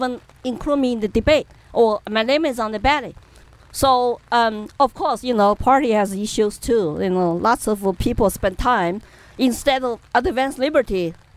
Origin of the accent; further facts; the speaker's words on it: Chengdu, Sichuan, China; English is a second language; moved away as an adult; also born or lived in Colorado, United States; now in New Hampshire, United States; And I'm from Chengdu, Sichuan province